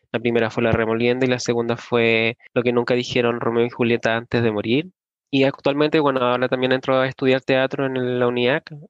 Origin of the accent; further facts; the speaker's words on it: La Florida, Santiago Metropolitan Region, Chile; soy de la Florida, vivo aquí hace muchos años, desde los nueve años aproximadamente. Nací en Santiago Centro